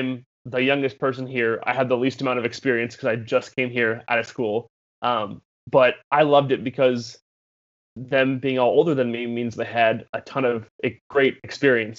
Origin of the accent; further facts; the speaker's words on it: Des Moines, Iowa, United States; moved away as an adult; also born or lived in Nashville; I was born and raised in Des Moines, Iowa